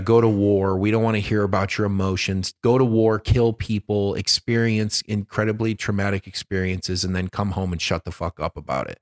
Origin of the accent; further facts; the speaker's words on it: Detroit, Michigan, United States; moved away; I'm from Detroit